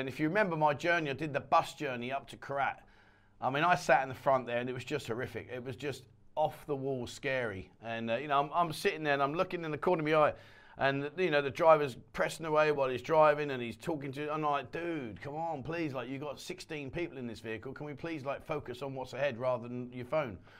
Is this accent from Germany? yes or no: no; England, United Kingdom; now in Pattaya, Thailand; We're from England